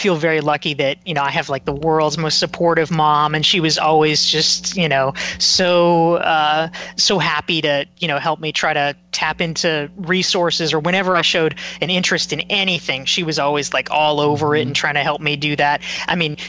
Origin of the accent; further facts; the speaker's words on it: Pinehurst, North Carolina, United States; I grew up in North Carolina